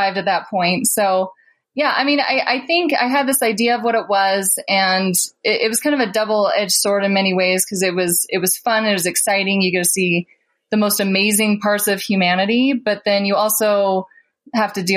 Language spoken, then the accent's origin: English; Kearns, Utah, United States; I grew up in Kearns